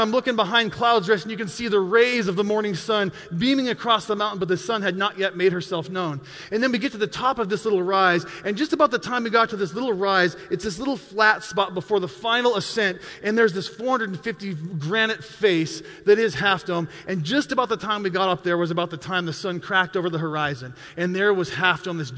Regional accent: Montana, United States; I'm a mountain guy. I grew up in Montana

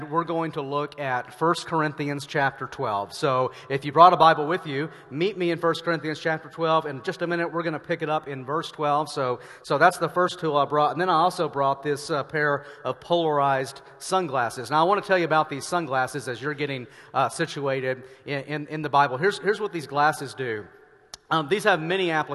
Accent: Arkansas, United States; now in Denver, United States; I am from Arkansas, and this part of Oregon feels eerily familiar to Arkansas to me.

